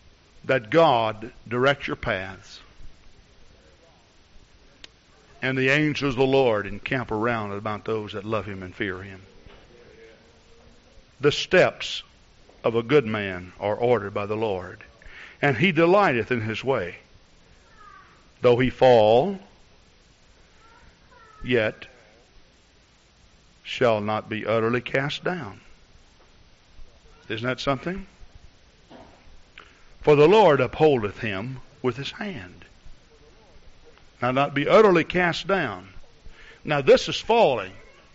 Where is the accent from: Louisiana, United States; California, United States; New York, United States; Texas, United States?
Texas, United States; You know, I came from Texas up here, and I like to use my imagination a lot, you know.